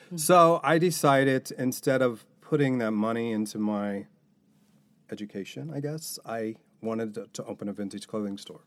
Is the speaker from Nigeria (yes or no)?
no; Newport, Kentucky, United States; as a kid growing up in Newport